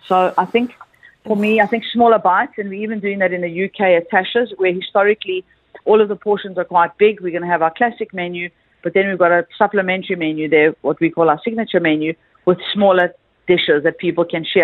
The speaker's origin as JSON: {"language": "English", "country": "South Africa", "said": "I'm from South Africa."}